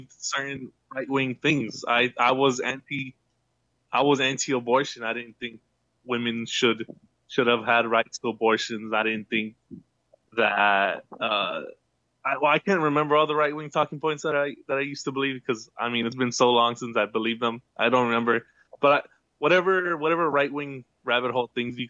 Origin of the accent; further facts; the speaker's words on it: United States; now in San Diego, United States; I was born in the U.S.